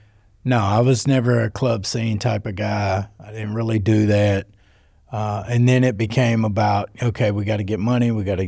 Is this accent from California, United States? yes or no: no; North Little Rock, Arkansas, United States; Well, it wasn't really because I was from North Little Rock. I grew up on Pike Avenue. You know what I mean? And so for 17 blocks, me and my pop were the only white people out there.